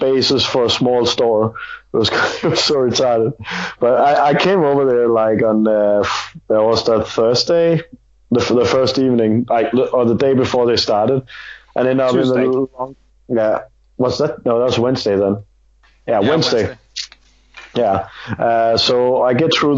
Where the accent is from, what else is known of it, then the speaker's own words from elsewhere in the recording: Denmark; I'm from Scandinavia, I'm from Denmark